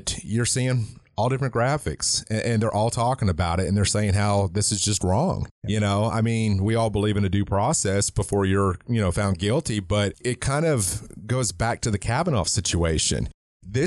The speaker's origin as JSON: {"language": "English", "town": "Mount Juliet", "region": "Tennessee", "country": "United States", "tie": "born or raised there", "said": "my hometown"}